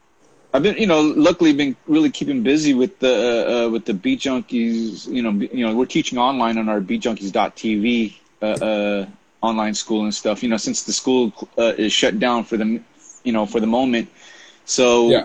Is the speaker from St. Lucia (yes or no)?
no; Philippines; My mother, obviously, I'm Filipino. My parents came from the Philippines to the United States in '68